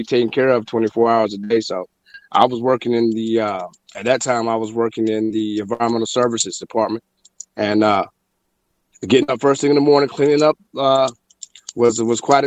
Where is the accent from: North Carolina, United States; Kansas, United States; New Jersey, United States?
North Carolina, United States; Fayetteville; also born or lived in Charlotte, North Carolina / Asheville, North Carolina; I was born and raised in Fayetteville, North Carolina